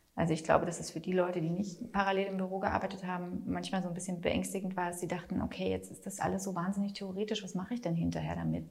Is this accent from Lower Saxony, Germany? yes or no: no; Munich, Bavaria, Germany; now in Berlin, Germany; Ich komme ja eigentlich aus München